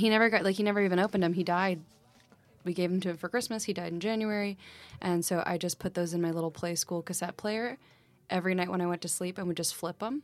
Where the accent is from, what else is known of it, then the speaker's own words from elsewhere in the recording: Texas, United States; moved away as an adult; also born or lived in Michigan; now in Brooklyn, United States; I was born in Michigan, raised in Texas